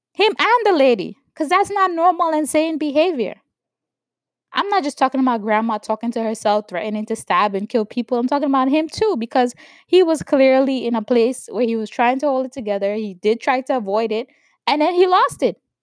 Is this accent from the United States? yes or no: yes; New York, United States; growing up in New York